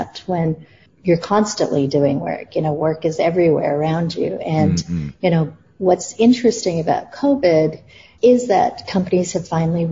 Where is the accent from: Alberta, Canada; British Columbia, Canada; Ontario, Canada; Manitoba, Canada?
Ontario, Canada; Toronto; moved away as an adult; also born or lived in New York / India / Singapore / Malaysia; I grew up in Toronto, but left 20 years ago to go travel the world and work in different parts of the world